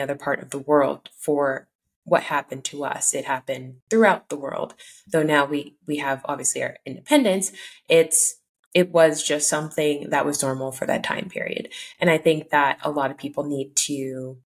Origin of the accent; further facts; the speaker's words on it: Cameroon; moved away; I was born in the West African country of Cameroon, which was colonized by the German, the French, and the English